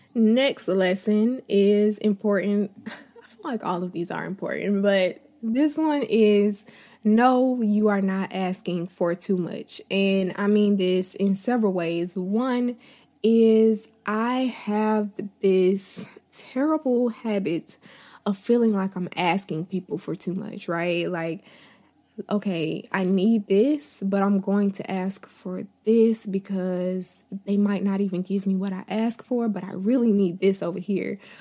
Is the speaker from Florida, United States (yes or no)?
yes; Tallahassee, Florida, United States; moved away as an adult; now in Atlanta, United States; I've lived in, um, my hometown since I was born. I was born and raised here. I never left